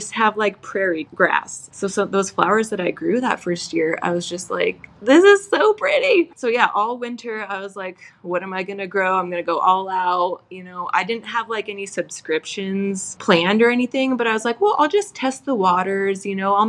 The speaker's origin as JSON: {"language": "English", "region": "Idaho", "country": "United States", "said": "I'm from Idaho"}